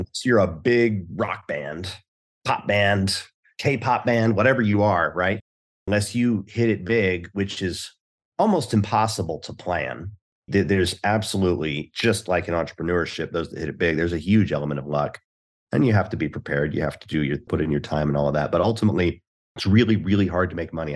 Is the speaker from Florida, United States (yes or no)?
no; Houston, Texas, United States; I was born in Houston